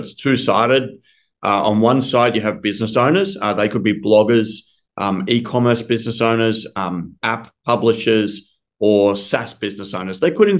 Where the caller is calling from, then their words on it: Melbourne, Victoria, Australia; I'm calling in from Melbourne, Australia.